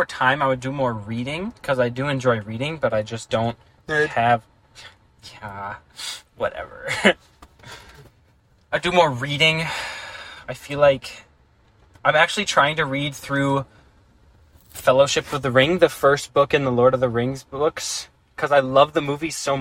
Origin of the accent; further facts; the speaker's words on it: Minnesota, United States; we're from Minnesota